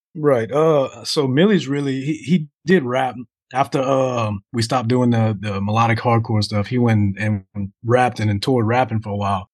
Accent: Covington, Louisiana, United States; home, home, home in Covington's basically like twenty minutes from New Orleans.

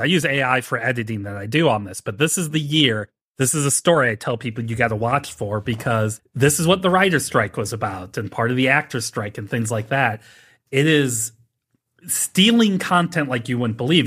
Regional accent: St. Louis, Missouri, United States; I'm not from Missouri. I'm from Saint Louis

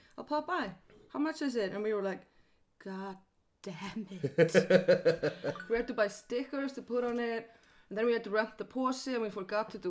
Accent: Iceland; I'm Icelandic

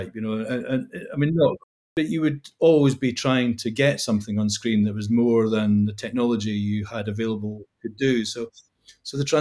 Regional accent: Scotland, United Kingdom; moved away; growing up in Scotland

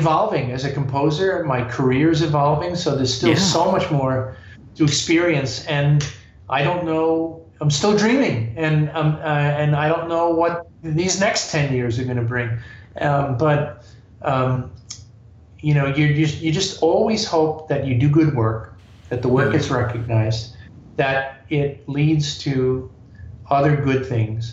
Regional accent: New York, United States; I'm a New Yorker

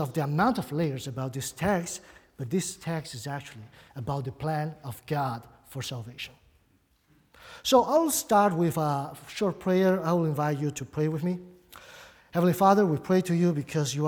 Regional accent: Brazil; accent: Brazilian; English is a second language; also born or lived in Buenos Aires, Argentina; now in United States; I do have an accent. Probably many people, when I preach, they try to figure out where my accent comes from. It's Brazilian. I spent most of my life in Brazil. But of course, I wasn't born there. I was born in Argentina, actually.

